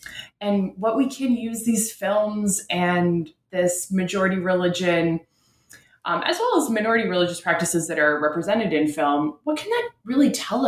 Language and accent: English; Ottawa, Ontario, Canada; religion is different there than it is in my home in Canada. I'm from Ottawa, Canada's capital.